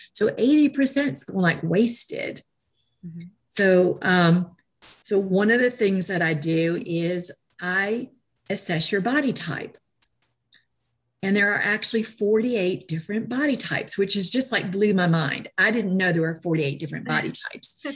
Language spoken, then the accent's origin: English; New York, United States; moved away; also born or lived in Georgia; I was raised in New York, and art was a program from kindergarten up